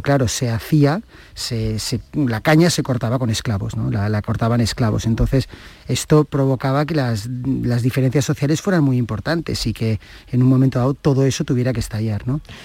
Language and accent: Spanish; Catalonia, Spain; ser catalán